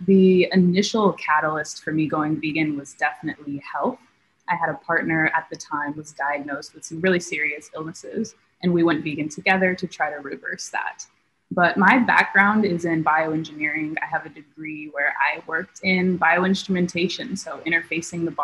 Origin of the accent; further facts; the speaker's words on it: Las Vegas, Nevada, United States; moved away as an adult; I grew up in Las Vegas, Nevada